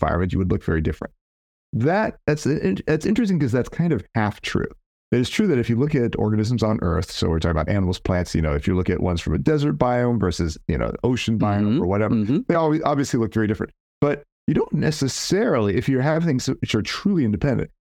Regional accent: California, United States; I'm from California

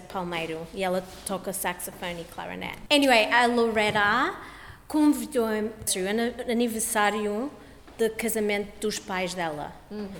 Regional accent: Australia; eu nasci aqui na Austrália

